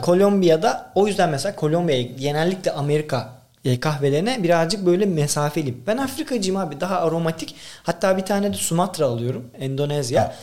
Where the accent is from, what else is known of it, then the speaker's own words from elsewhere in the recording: Tekirdağ, Turkey; Ben 5. nesil tam tek, yani Tekirdağlıyım. Babamın gözlükçü dükkanı vardı. Orada büyüdük.